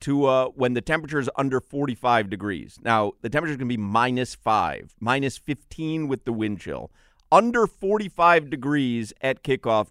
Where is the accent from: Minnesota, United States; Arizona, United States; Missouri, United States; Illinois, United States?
Illinois, United States; Chicago; I grew up in Chicago.